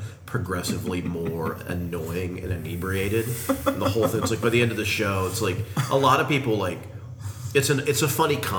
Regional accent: Arizona, United States; I grew up in Arizona with him

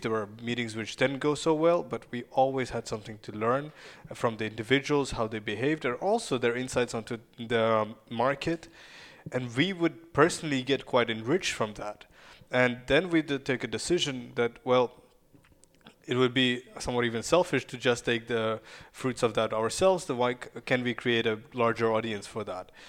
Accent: Kyiv, Ukraine; first language Russian and Ukrainian; English is a second language; moved away; I was born and raised in Ukraine

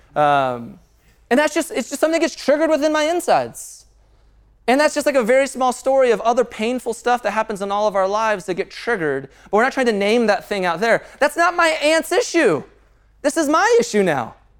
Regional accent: Castle Pines, Colorado, United States; I grew up in Castle Pines

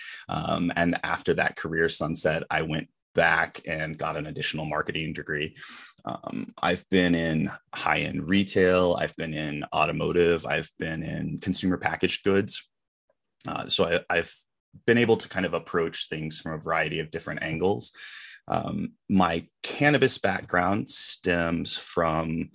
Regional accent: California, United States; moved away; also born or lived in Colorado; I am originally from California. I did go to high school in Colorado

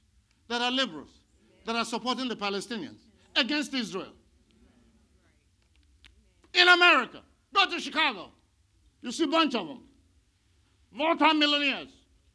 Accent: India; now in United States; I came from India where people are worshiping cows.

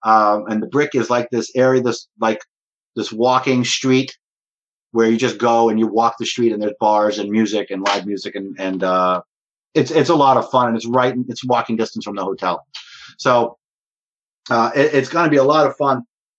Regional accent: New York, Northeast, United States; also born or lived in Boston / New Jersey; I'm from the Northeast. I'm from New York and Boston and New Jersey.

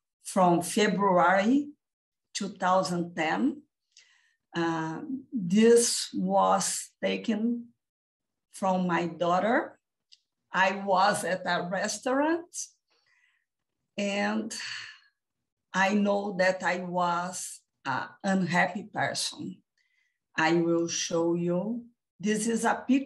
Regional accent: Brazil; I live and I am from Brazil.

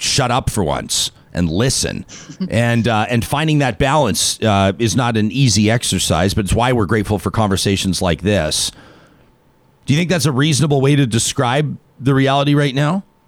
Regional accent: Calgary, Alberta, Canada; as a kid that grew up in southern Alberta, I grew up in Calgary

